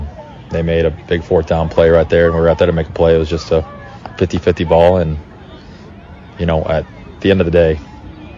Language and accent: English; United States; me being a Madryn guy and playing my hometown team